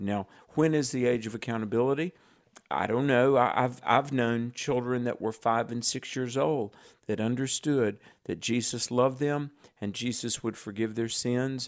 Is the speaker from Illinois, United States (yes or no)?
no; North Carolina, United States; my home state, yay, North Carolina